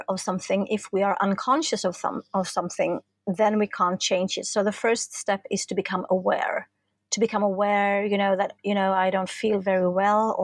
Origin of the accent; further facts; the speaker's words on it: Stockholm, Stockholm County, Sweden; I'm from Stockholm, the capital in Sweden